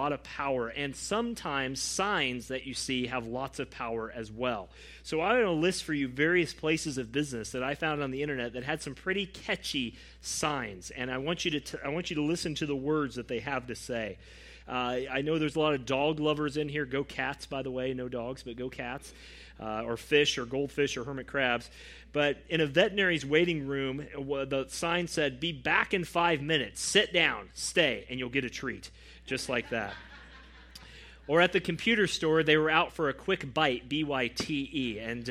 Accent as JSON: {"language": "English", "country": "United States", "said": "as American evangelicals"}